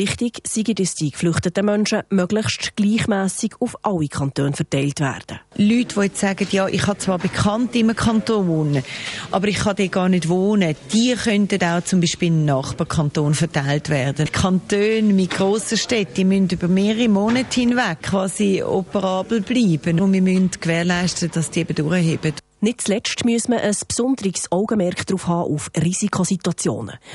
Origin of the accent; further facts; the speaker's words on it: Croatia; German is a second language; now in Switzerland; Ich komme aus Kroatien und habe ein gleiches Schicksal 91 bis 95 gehabt.